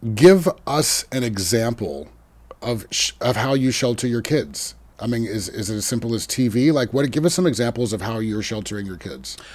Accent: Sonoma County, California, United States; I was raised in Sonoma County and I was raised in a suburb

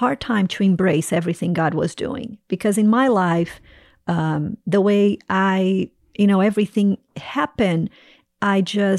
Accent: Brazil; English is a second language; moved away as an adult; also born or lived in Toronto, Canada; now in North Carolina, United States; Yes. So I grew up in Brazil

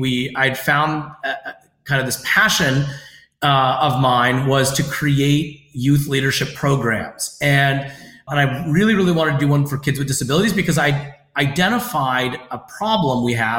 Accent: United States; So unlike being Iranian American, where if someone has thoughts about my abilities, it's just rooted in ignorance

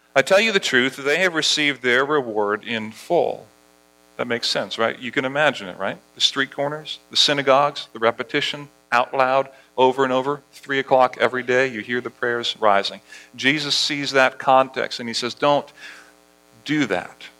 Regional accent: Barbados; moved away; As I was a kid growing up in Barbados, at, at our school, at Harrison College

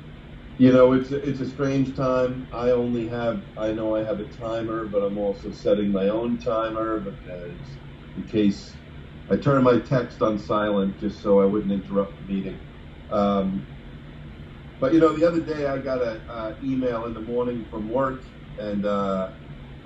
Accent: New York, United States; now in Alpharetta, Georgia, United States; I talk like most of you because I'm from New York

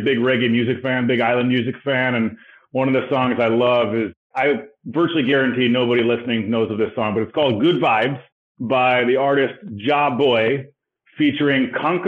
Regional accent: Los Angeles, California, United States; I was born and raised in Los Angeles. I'm a California

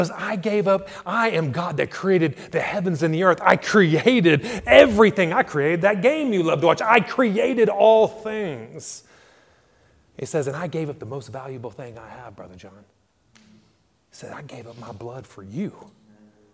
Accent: United States; moved away as an adult; now in Ireland; sports is what helped pay for my education or some of my education back in the U.S.

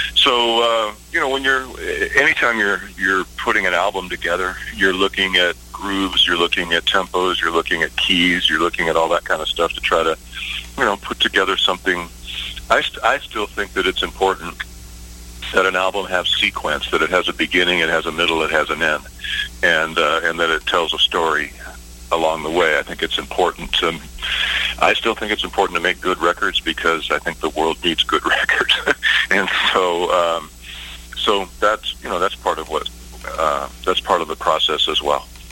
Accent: Seattle, Washington, United States; I grew up in Seattle, Washington

